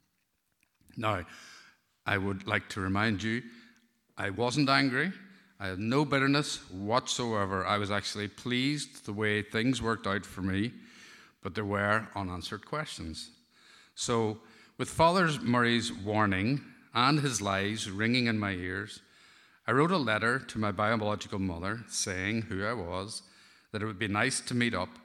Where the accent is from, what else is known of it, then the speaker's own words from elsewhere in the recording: Derry, Northern Ireland, United Kingdom; also born or lived in Omagh; 14 months later, I went to live with Tony and Anna in Derry